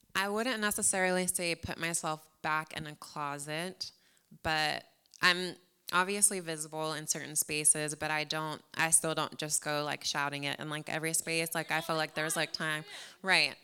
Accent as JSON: {"language": "English", "town": "San Antonio", "region": "Texas", "country": "United States", "tie": "born or raised there", "also_born_or_lived": "New Jersey / Corpus Christi", "lives_now": "Houston, United States", "said": "I was born in New Jersey, but I, I wasn't there for long. I was actually raised in San Antonio, so definitely a Texan."}